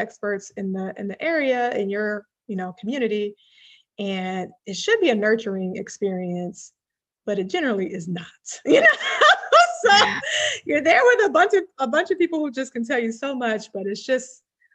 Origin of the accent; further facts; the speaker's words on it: Midwest, United States; I grew up in the Midwest